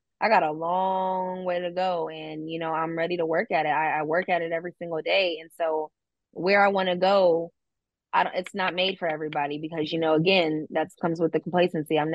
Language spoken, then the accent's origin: English; Houston, Texas, United States; moved away as an adult; also born or lived in Pearland, Texas; Born and raised Houston, Texas